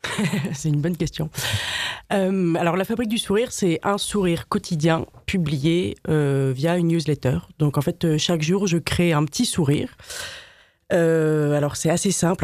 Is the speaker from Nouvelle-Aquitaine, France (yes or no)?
no; Paris, Île-de-France, France; also born or lived in Madrid; je suis une vraie Parisienne